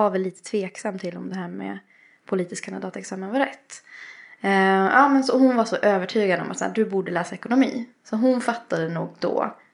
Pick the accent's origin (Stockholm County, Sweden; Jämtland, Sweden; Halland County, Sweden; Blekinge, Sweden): Jämtland, Sweden; Östersund; moved away; also born or lived in Sri Lanka; Jag är ju uppväxt i Östersund. Mm. Eh, och det hörs lite.